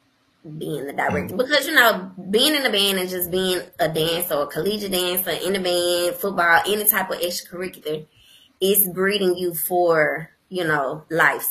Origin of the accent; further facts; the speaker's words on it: Jackson, Mississippi, United States; also born or lived in New York; growing up in Jackson, Mississippi